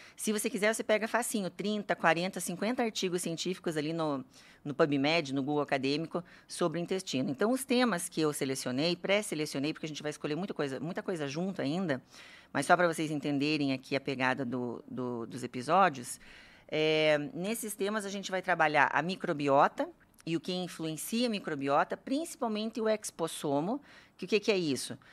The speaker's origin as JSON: {"language": "Portuguese", "town": "Curitiba", "region": "Paraná", "country": "Brazil", "tie": "born or raised there", "also_born_or_lived": "Campo Grande, Mato Grosso do Sul / São Paulo / Germany", "said": "eu nasci em Campo Grande, Mato Grosso do Sul. Esse sotaque é porque eu só fiquei lá um ano, vim aqui para Curitiba, já me considero curitibana"}